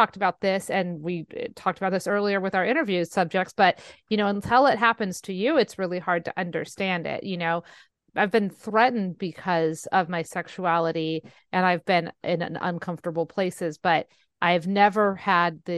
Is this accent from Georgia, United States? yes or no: no; San Jose, California, United States; now in Fresno, United States; San Jose, where my hometown